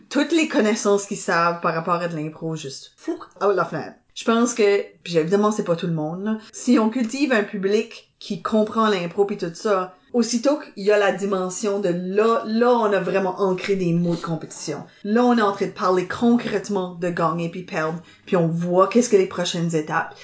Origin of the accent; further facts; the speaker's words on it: Dieppe, New Brunswick, Canada; moi je viens de Dieppe